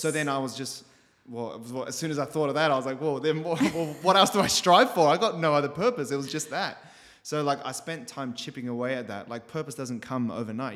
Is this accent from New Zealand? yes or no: yes; Christchurch, Canterbury, New Zealand; moved away as an adult; so I was born in Christchurch, New Zealand